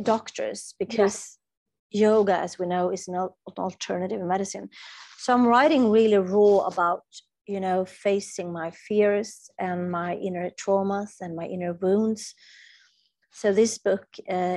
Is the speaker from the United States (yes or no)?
no; Sweden; English is a second language; I'm from Sweden